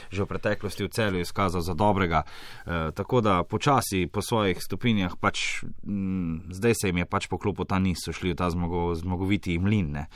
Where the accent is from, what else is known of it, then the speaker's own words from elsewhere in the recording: Maribor, Drava, Slovenia; now in Ljubljana, Slovenia; čeprav sem prišel iz Maribora, mi je v Ljubljani kar dober